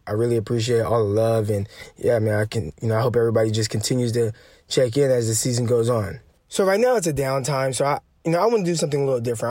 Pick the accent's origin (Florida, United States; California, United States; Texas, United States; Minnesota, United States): California, United States; Stockton; I grew up in Stockton, California